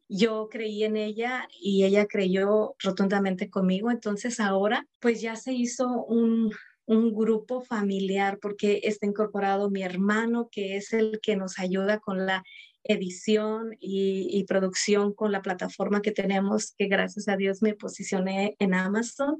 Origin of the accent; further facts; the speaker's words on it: Mexico; moved away as an adult; now in United States; soy de México, hija de mayor de seis